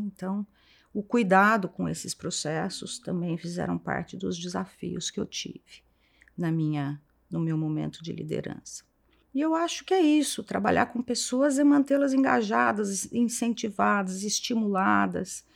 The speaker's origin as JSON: {"language": "Portuguese", "town": "Franca", "region": "São Paulo", "country": "Brazil", "moved": "as an adult", "lives_now": "São Paulo, Brazil", "said": "venho de Franca, me formei, estudei em Franca. Vim para São Paulo para cursar o meu mestrado"}